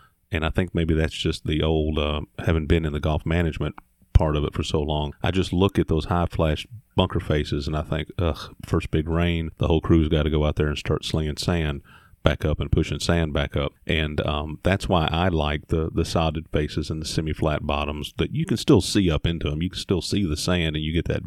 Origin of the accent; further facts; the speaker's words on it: Indiana, United States; moved away as an adult; now in Mississippi, United States; I grew up in Indiana, went to school at Mississippi State, and landed here.